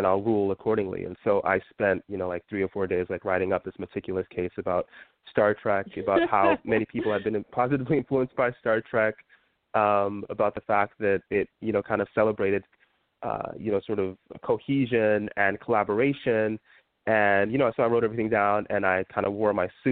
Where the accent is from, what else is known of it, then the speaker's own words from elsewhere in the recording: Utah, United States; now in Washington DC, United States; when I was younger, I grew up in Utah